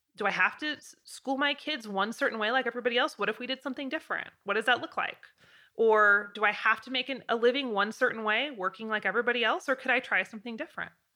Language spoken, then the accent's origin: English; Pacific Northwest, United States; now in Wyoming, United States; I'm from the Pacific Northwest